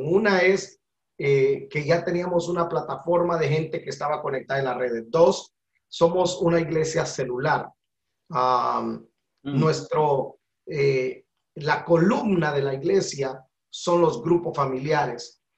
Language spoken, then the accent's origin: Spanish; Guatemala; moved away as an adult; now in Georgia, United States; Nacionalidad guatemalteca, nací en 1973 en el país de la eterna primavera